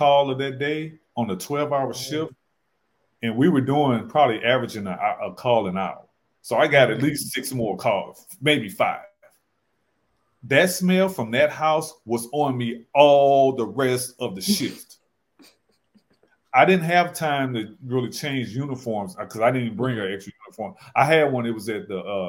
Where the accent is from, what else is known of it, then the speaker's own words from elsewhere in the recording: St. Louis, Missouri, United States; now in Charlotte, United States; I'm from St. Louis. That's where I worked in practice. I live in Charlotte now